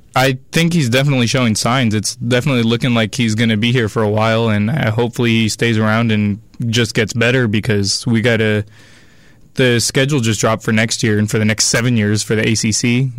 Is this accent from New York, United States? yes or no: no; Sacramento, California, United States; I'm a freshman, and I'm from Sacramento